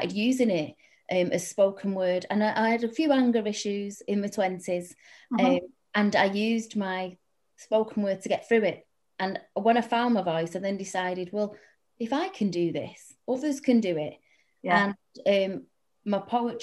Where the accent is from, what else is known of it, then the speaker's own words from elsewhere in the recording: Salford, North West England, United Kingdom; I'm a Salford girl. Anyone listening can probably tell with my accent, which I refuse to, by the way, change.